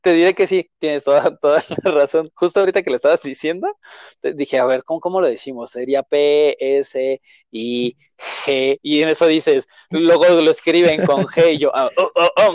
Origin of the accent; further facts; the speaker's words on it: Mexico City, Mexico; yo como tal nací en la Ciudad de México, he crecido en la Ciudad de México, he vivido en la Ciudad de México